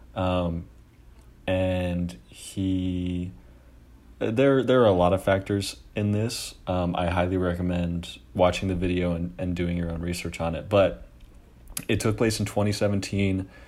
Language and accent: English; Oakland, California, United States; I'm from Oakland, California